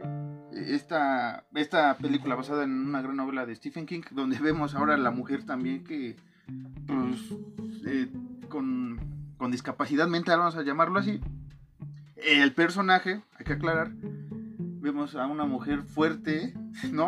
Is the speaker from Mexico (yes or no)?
yes; Mexico; somos mexicanos